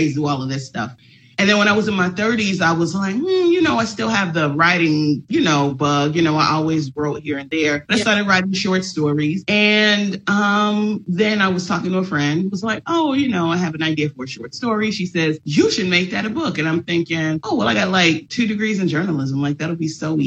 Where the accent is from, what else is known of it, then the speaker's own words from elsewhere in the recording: Chicago, Illinois, United States; I'm from Chicago